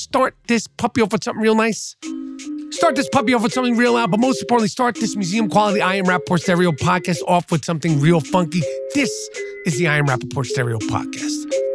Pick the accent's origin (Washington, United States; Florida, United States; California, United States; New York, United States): New York, United States; as a New Yorker